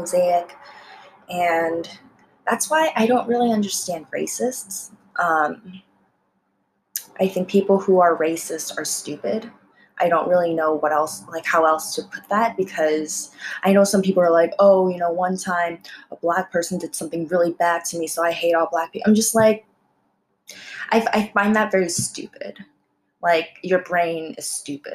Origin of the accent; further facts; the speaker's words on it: United States; English is a second language; also born or lived in South Korea; Being Korean American